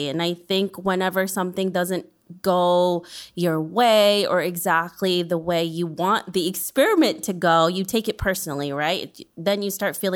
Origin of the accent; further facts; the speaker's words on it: New York, United States; I'm a New Yorker. I live here. I grew up here